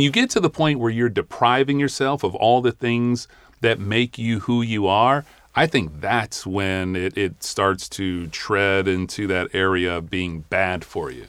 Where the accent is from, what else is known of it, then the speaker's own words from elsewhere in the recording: Cleveland, Ohio, United States; moved away; I grew up in Cleveland, Ohio